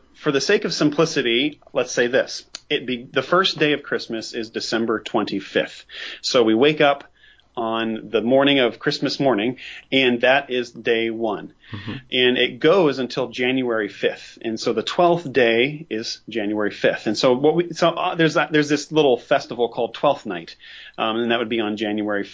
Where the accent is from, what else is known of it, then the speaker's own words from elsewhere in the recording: United States; I'm an American. I live in the United States